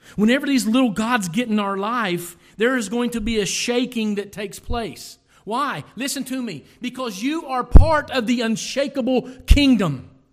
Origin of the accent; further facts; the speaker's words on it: Lawrence County, Ohio, United States; I am from Lawrence County, Ohio